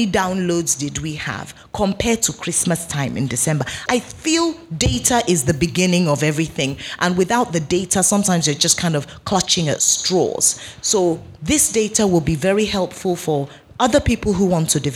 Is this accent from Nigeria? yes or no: yes; Nigeria; I'm Nigerian